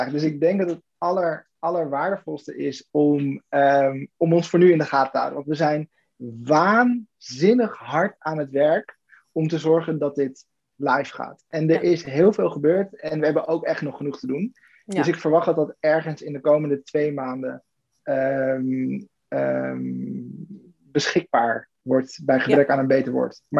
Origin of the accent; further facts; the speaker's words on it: Weert, Limburg, Netherlands; born there; Weert. Weert.